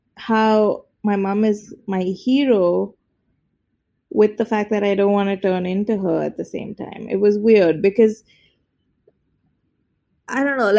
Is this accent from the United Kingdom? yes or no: no; India; as Indian women, we really wanted to explore how our relationships with our mothers determine so much of how we interact with the world